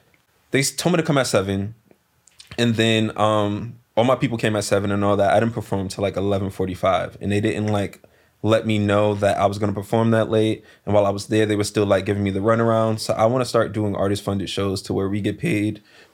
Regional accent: New York, United States; Okay, I live in that section now. {S1} Yeah, yeah. {S0} I'm from East though, like Soundview section.

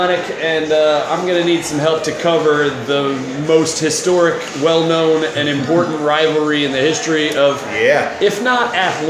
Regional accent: Cincinnati, Ohio, United States; moved away; also born or lived in West Chester, Ohio; I'm from Cincinnati, kinda.

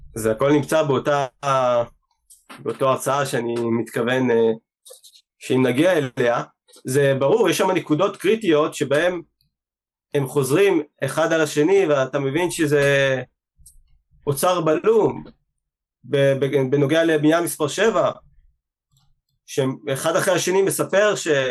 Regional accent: Israel; אנחנו באים מישראל

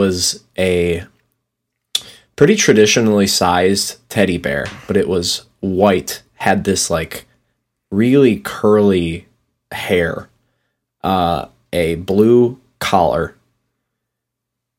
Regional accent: Mosinee, Wisconsin, United States; where I grew up in Mozanie

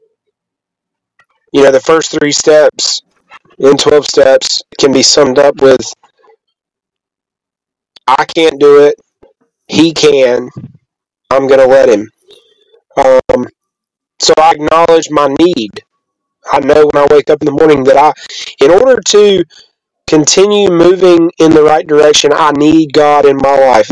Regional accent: the South, United States; I grew up believing in the South that men don't cry

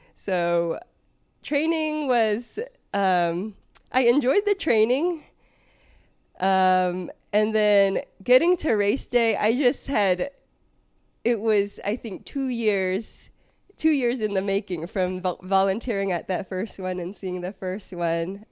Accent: San Francisco Bay Area, California, United States; moved away as an adult; now in Delaware, United States; I grew up in the San Francisco Bay Area

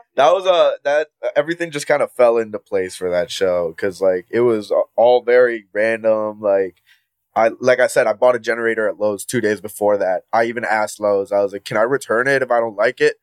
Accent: Puerto Rico; moved away as an adult; now in Cleveland, United States; born and raised in Puerto Rico, but I came to the States around like eight years ago

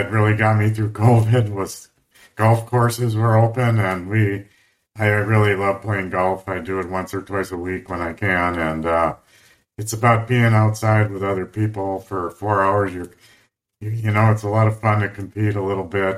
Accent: Midwest, United States; moved away; also born or lived in Wisconsin / San Diego / Colorado; I grew up in the Midwest

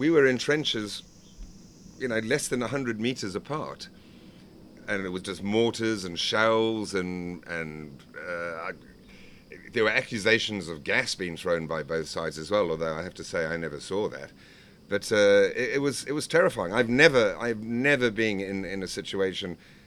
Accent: Zimbabwe; I was from Zimbabwe

